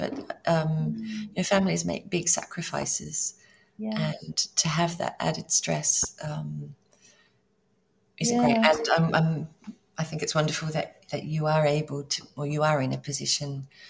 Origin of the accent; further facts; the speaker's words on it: Australia; now in Italy; I'm obviously, as you know, I'm Australian.